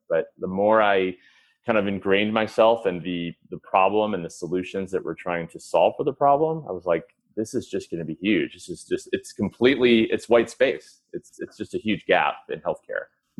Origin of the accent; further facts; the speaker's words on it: Chicago, Illinois, United States; I grew up in Chicago. I'm from a big Irish Catholic family.